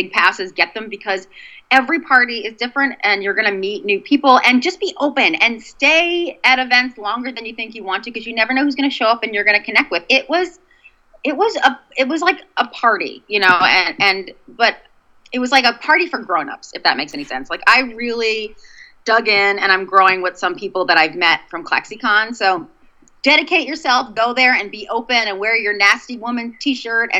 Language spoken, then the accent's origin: English; Boston, Massachusetts, United States; accent: Boston; my Boston accent